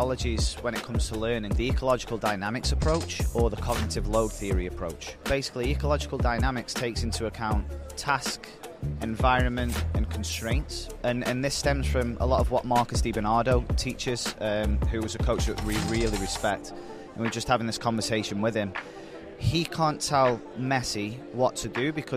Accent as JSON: {"language": "English", "town": "Stoke-on-Trent", "region": "West Midlands", "country": "United Kingdom", "tie": "born or raised there", "moved": "as an adult", "lives_now": "Albany, United States"}